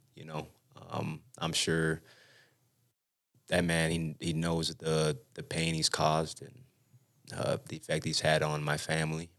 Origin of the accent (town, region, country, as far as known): West Valley City, Utah, United States; born or raised there; also born or lived in San Bernardino, California